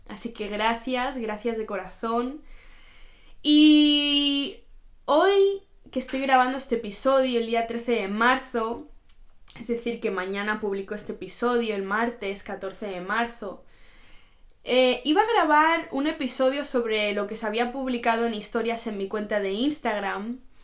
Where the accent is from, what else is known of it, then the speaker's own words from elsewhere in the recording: Spain; moved away as an adult; now in Oslo, Norway; yo ya me fui de, de, mi país, yo me fui de España, me fui a mi otro país, que es acá en Noruega, donde yo vivo actualmente